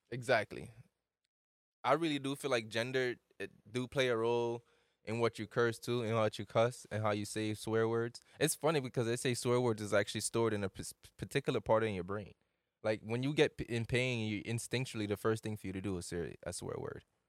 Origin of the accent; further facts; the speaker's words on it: Jamaica; moved away; I'm from Jamaica